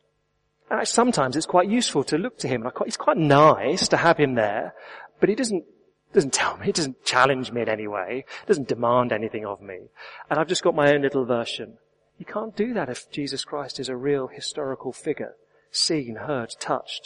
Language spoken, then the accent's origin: English; England, United Kingdom; I am English